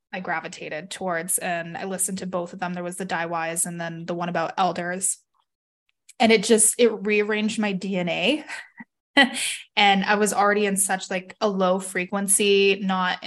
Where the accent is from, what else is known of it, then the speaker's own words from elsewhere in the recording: Canada; also born or lived in Salt Lake City, Utah, United States; Being in the US at the time and being Canadian